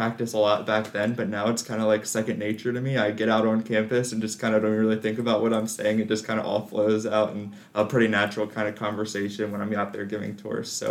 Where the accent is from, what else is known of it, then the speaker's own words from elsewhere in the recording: Salisbury, Maryland, United States; moved away as an adult; now in Lexington, United States; I'm actually originally from Salisbury, Maryland, so about 10 hours east of Lexington